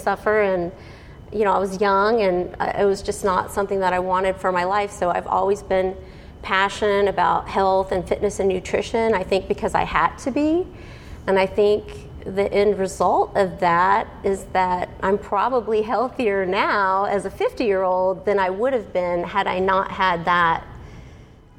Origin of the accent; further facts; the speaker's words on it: Houston, Texas, United States; now in Frisco, United States; I grew up in Houston